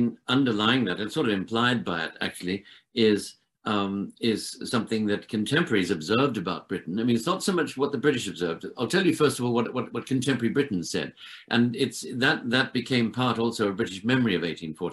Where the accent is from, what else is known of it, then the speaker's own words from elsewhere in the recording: Sydney, New South Wales, Australia; moved away; because I grew up in Australia